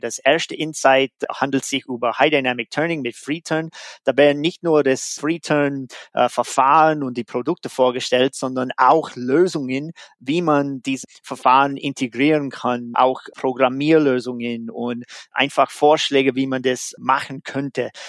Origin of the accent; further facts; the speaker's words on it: United States; German is a second language; moved away; in Amerika, da wo ich herkomme